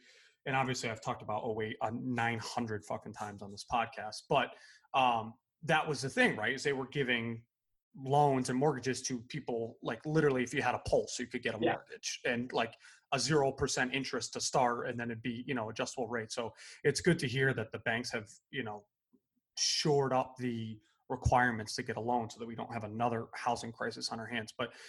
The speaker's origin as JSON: {"language": "English", "country": "United States", "said": "we have this like this inclination as Americans"}